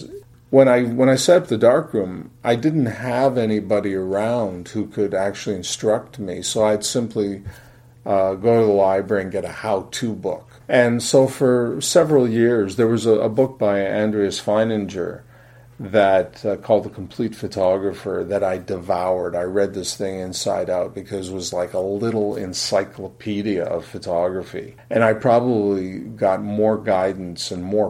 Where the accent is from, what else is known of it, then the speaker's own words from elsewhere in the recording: Fort Erie, Ontario, Canada; I grew up in Fort Erie, Ontario